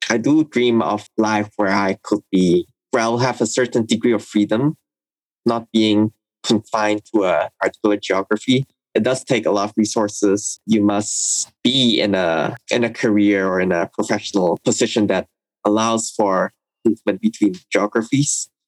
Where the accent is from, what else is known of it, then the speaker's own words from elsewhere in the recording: Cirebon, West Java, Indonesia; also born or lived in Singapore / Jakarta / Shanghai / Hong Kong; So I was born in Singapore to Hong Kong Indonesian parents. Since then, I've lived in a lot of different places across Asia. I spent some time in Jakarta, as well as my hometown, which is Cirebon in West Java, Indonesia.